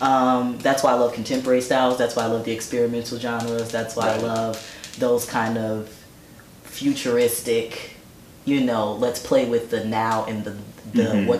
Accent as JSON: {"language": "English", "country": "United States", "said": "as an American culturally"}